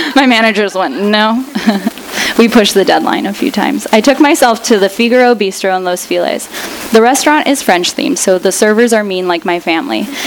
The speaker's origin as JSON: {"language": "English", "country": "Russia", "tie": "born or raised there", "moved": "yes", "lives_now": "United States", "said": "I was born in Russia"}